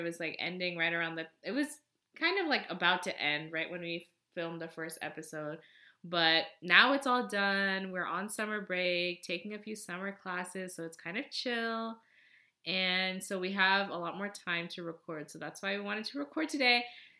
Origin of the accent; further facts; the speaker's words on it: Nepal; Yeah, from Nepal, so like Nepali, I guess.